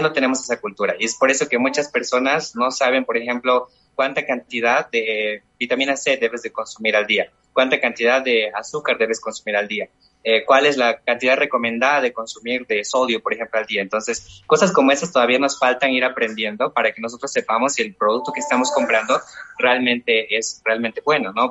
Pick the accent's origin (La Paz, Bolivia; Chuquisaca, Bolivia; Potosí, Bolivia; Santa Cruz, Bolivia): Chuquisaca, Bolivia; Yo soy de Chuquisaca, soy de la zona del Valle, aquí en Bolivia